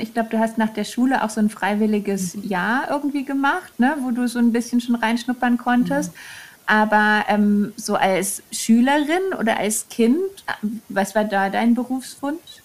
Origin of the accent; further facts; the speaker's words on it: Germany; moved away as an adult; also born or lived in Munich; now in Würzburg, Germany; ich komme aus der Nähe und aus der mhm, Nähe mhm. bedeutet mhm. so eine Stunde von hier.